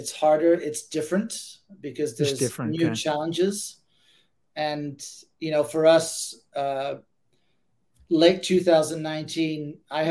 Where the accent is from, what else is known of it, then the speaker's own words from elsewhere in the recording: Ibiza, Balearic Islands, Spain; also born or lived in Amsterdam, Netherlands; now in Berkeley, United States; I'm originally from Amsterdam. That's where I was born. And I was raised in Ibiza, a little small island in the Mediterranean of Spain.